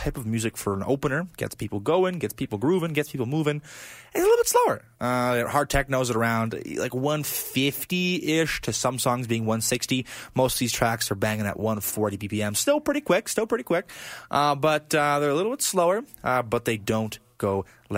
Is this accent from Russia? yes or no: yes; Blagodarny, Stavropol Krai, Russia; my hometown of Blagodarne, you know, Russia